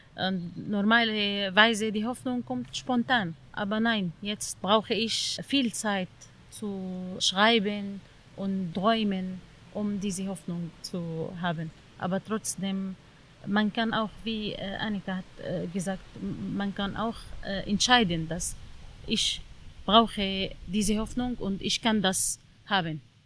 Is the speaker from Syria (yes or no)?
yes; Syria; German is a second language; moved away as an adult; in Syrien, in meinem Heimatland